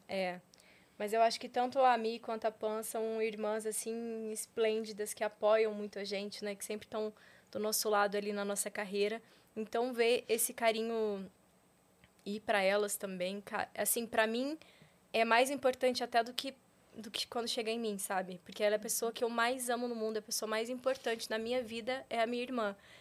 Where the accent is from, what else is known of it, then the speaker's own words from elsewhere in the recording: Paraná, Brazil; now in Rio de Janeiro, Brazil; eu sou paranaense